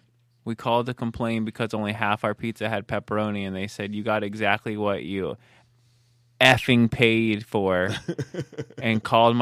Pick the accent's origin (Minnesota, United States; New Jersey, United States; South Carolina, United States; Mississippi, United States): New Jersey, United States; I grew up in North New Jersey and very high standards when it comes to pizza.